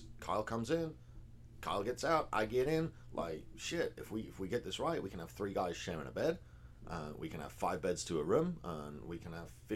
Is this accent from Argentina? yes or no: no; England, United Kingdom; moved away as an adult; now in Texas, United States; I'm English